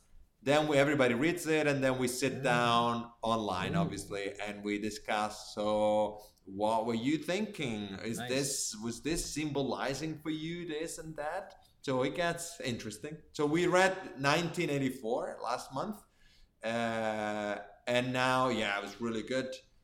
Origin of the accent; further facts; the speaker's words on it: Finland; accent: Finnish; English is a second language; But my point is that I should get rid of my Finnish accent. That's my goal. Or Italian accent.